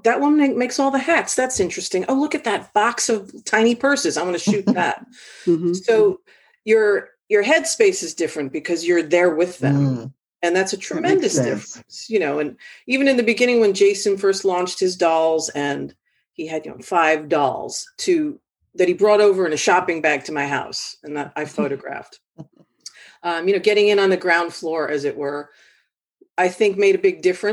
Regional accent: New York City, New York, United States; Brought out the Bronx in me

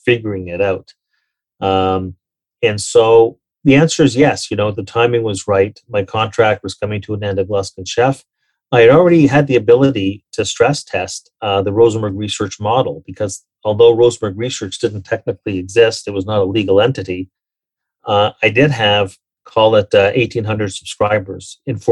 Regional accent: Toronto, Ontario, Canada; also born or lived in New York; when I left Merrill Lynch in 2009 in New York and came back home to Toronto

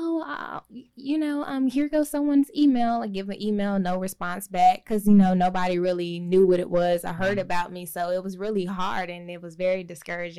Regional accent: Oklahoma, United States; now in Charlotte, United States; I'm originally from Oklahoma, but I've been here since 99.

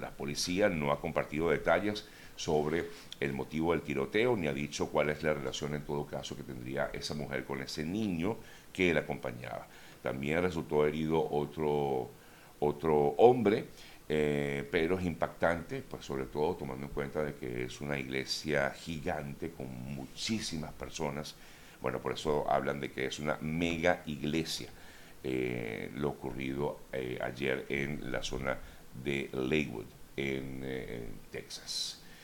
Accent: Venezuela; now in Miami, United States; como venezolanos

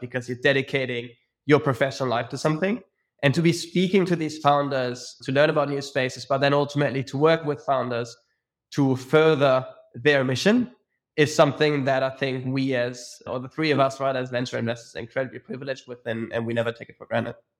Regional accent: Munich, Bavaria, Germany; moved away as an adult; also born or lived in Zurich / London; I'm born and bred in Munich, Germany.

